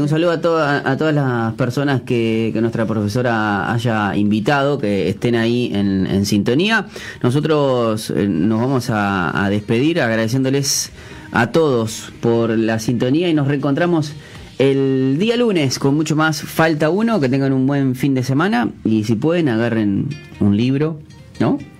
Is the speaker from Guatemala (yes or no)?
no; Uruguay; nosotros, como uruguayos